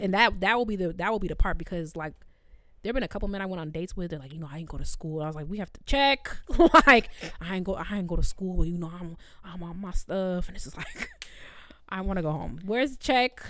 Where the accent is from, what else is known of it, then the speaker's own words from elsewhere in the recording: New York City, New York, United States; I'm from the Bronx